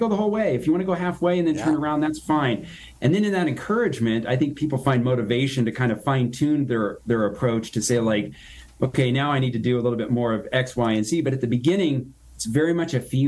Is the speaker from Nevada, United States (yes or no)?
yes; Reno, Nevada, United States; my hometown here, Reno, Nevada